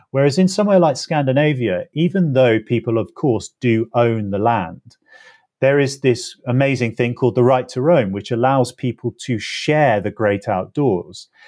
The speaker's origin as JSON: {"language": "English", "region": "England", "country": "United Kingdom", "tie": "born or raised there", "said": "So, growing up in England, I was used to everything being divided, the natural world around me being divided up."}